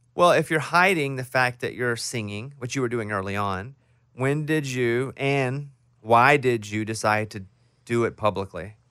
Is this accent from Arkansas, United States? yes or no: yes; Arkansas, United States; moved away; I'm from Arkansas. We grew up near the same town.